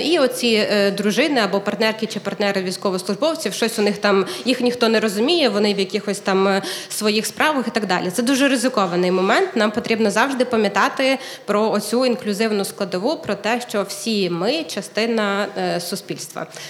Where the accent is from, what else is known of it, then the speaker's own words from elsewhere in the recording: Kyiv, Ukraine; moved away as an adult; also born or lived in Ternopil; Я народилася в Києві, але ми з чоловіком виїхали в Тернопіль